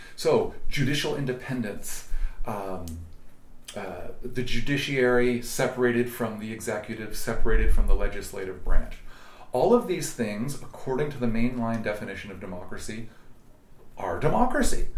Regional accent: Berkeley, California, United States; also born or lived in Oakland, California; I, was born in Oakland, I was raised in Berkeley

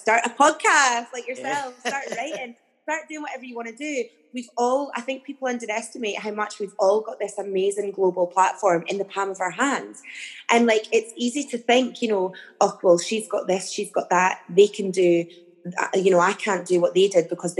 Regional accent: the Borders, Scotland, United Kingdom; I grew up in the Borders in a very small town

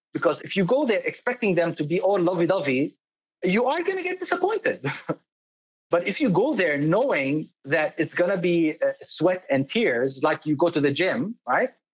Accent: Dubai, United Arab Emirates; moved away; I was born in Dubai in 1974 to a Palestinian father and an Italian mother

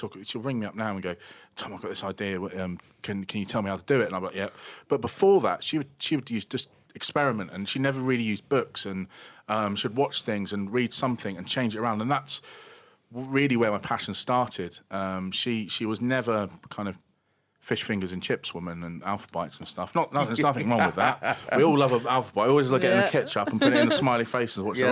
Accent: Brighton, South East England, United Kingdom; also born or lived in London; I moved back to my hometown of Brighton

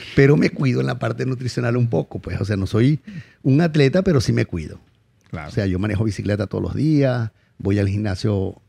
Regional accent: Venezuela; moved away as an adult; also born or lived in La Guaira / Puerto Ordaz; Como decimos en Venezuela, yo salí de la Guaira con el culo en dos manos

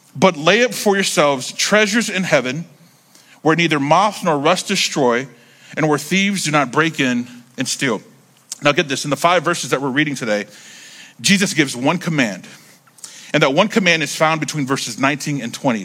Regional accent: North Carolina, United States; I grew up in North Carolina

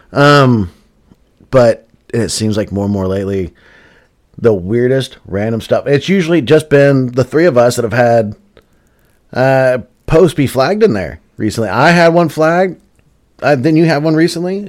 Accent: the South, United States; We're from the South

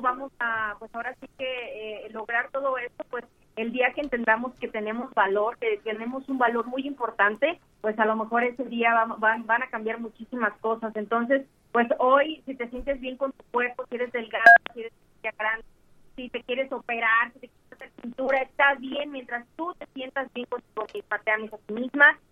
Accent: Mexico; aquí en mi país

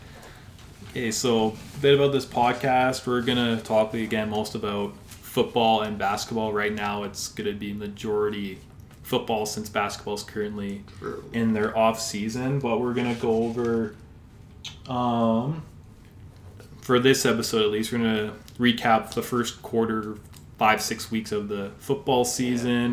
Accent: Sherwood Park, Alberta, Canada; I am from Sherwood Park, Alberta, just about five minutes outside of Edmonton

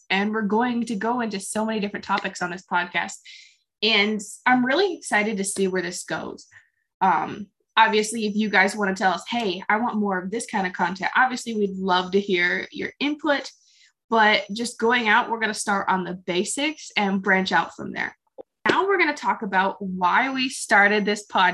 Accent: Ohio, United States; I am 20 and I am from Ohio

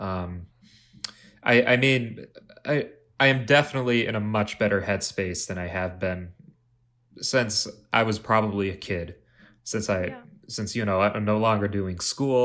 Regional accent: Plymouth, Minnesota, United States; now in Minneapolis, United States; I, had a couple jobs uh, in my hometown of Plymouth

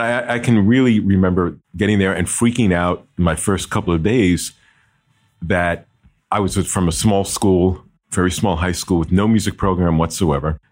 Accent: Jersey City, New Jersey, United States; I'm from New Jersey, born and bred in Jersey City, New Jersey, and lived in Jersey

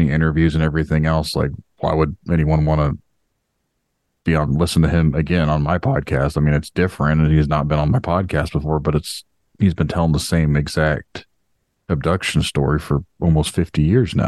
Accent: Indiana, United States; we stocked paper for the company that did paper pressing in my hometown

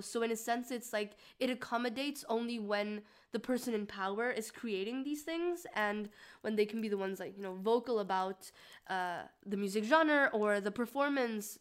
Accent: Mexico; I'm from Mexico

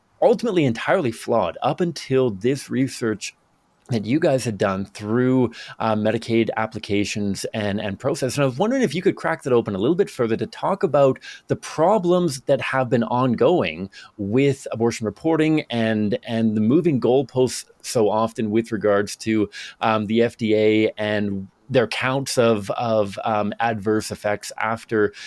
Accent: Victoria, British Columbia, Canada; So I grew up in Victoria, British Columbia, which is just kind of northwest of Seattle, Washington kind of thing.

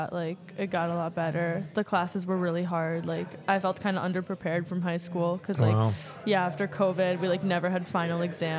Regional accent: Evanston, Illinois, United States; I'm from Evanston, Illinois.

